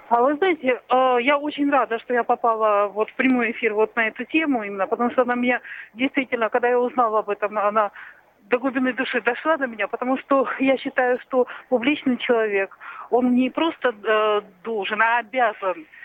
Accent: Krasnodar, Krasnodar Krai, Russia; Я из Краснодара.

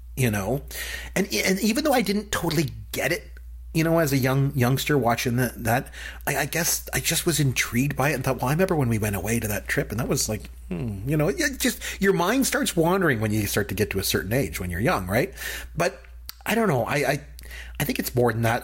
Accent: Canada; as a Canadian

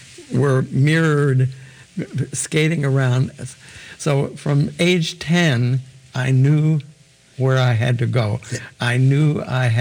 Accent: Enid, Oklahoma, United States; also born or lived in Tulsa, Oklahoma; I was born in Tulsa, okay. But very shortly thereafter, my father got a job in Enid, Oklahoma, and we moved there. Okay. So I went through all of my education in Enid to high school

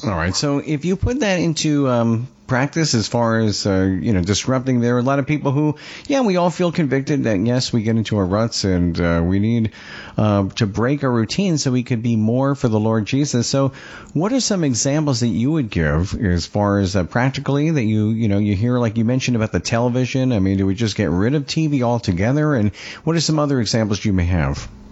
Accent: Long Island, New York, United States; I'm from Long Island

